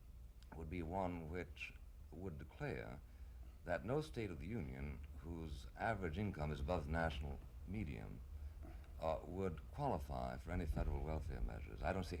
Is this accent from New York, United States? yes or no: yes; New York, United States; I'm a New Yorker